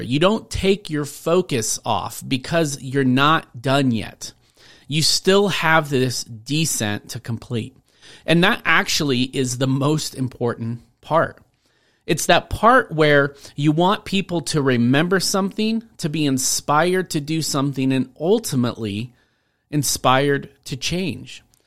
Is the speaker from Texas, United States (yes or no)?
no; Rainier, Washington, United States; now in Colorado, United States; I grew up in Washington State in a tiny town called Rainier